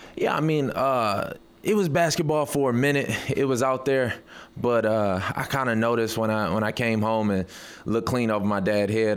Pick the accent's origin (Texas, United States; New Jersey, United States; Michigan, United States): Michigan, United States; Detroit; I'm, I'm from Detroit